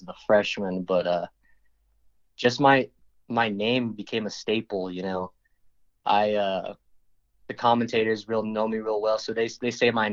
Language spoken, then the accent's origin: English; Santa Fe, New Mexico, United States; Santa Fe's kind of divided and we're all from the South side